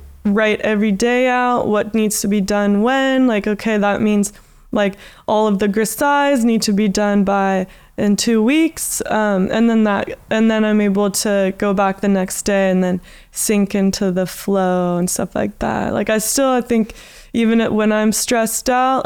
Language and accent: English; Santa Cruz, California, United States; moved away as an adult; now in Australia; my hometown is Santa Cruz, and I have never lived in a city as an artist